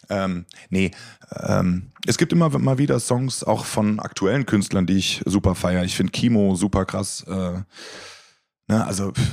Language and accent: German; North Rhine-Westphalia, Germany; Ich komme aus der Nähe von Köln.